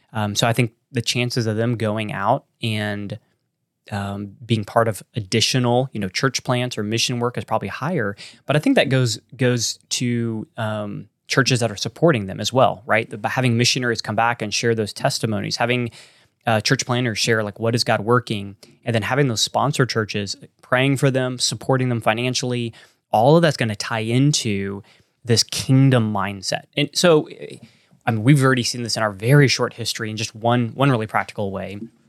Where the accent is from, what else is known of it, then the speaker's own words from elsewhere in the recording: Texas, United States; accent: Texan; That's my Texan accent.